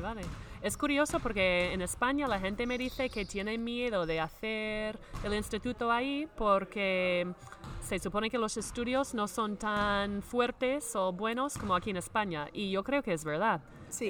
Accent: Minnesota, United States; Spanish is a second language; moved away; yo soy de Minnesota, entonces soy del Midwest

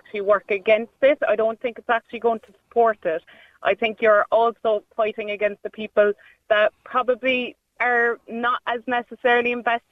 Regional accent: Cork, Munster, Ireland; I'm from Cork City

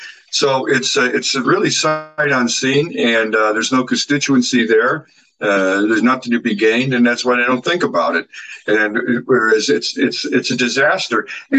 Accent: Ohio, United States; moved away as an adult; also born or lived in Germany / United Kingdom / Bahrain; Man, where are you from again? I said, Ohio.

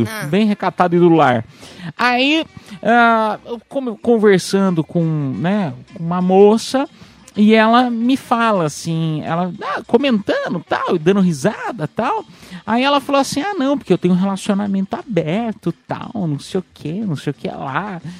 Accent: Piedade, São Paulo, Brazil; Mas ah, eu, eu tive sorte, porque eu fiz né, em Piedade, lá na minha cidade. Ah, e aí, pô, interior de São Paulo, tal, cidade com 50 mil habitantes.

